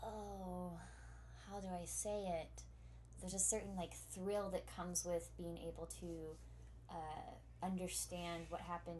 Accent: Texas, United States; also born or lived in Pennsylvania; I'm from Texas where our chief exports are bigotry and ignorance.

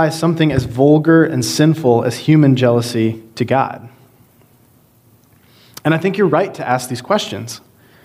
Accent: Georgia, United States; now in Hanover, United States; I'm originally from Georgia

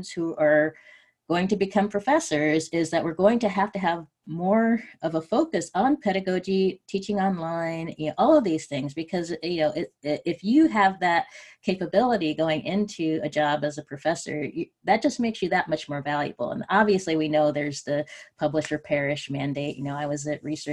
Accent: West Coast, United States; I grew up on the West Coast and know a lot of the institutions around here.

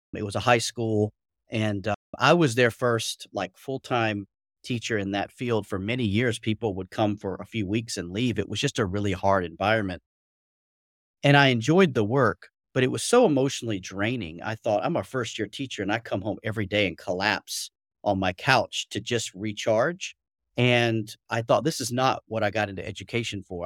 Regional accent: Atlanta, Georgia, United States; moved away as an adult; now in Beijing, China; as you can tell, probably slightly from my accent, I'm originally from Atlanta, Georgia

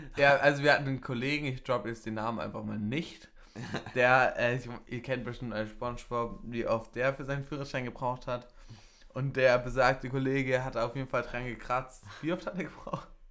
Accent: Bavaria, Germany; bei uns in Bayern

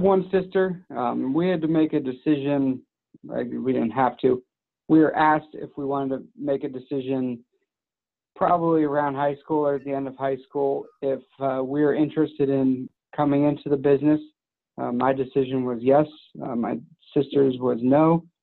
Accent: Madeira, Ohio, United States; I grew up here in Madeira, uh, where our office is now, and where I live now.

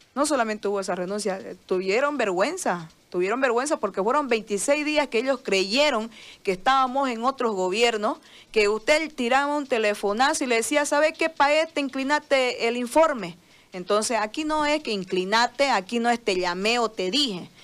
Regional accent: Bolivia; yo soy boliviana primero, este es mi país

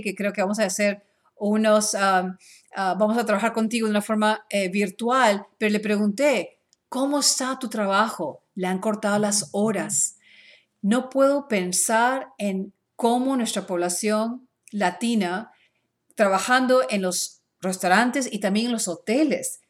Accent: Peru; now in Dallas, United States; yo soy ah, de Perú

